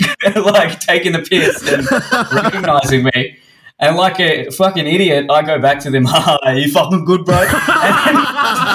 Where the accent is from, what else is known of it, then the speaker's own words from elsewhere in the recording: Sydney, New South Wales, Australia; Growing up in Hersey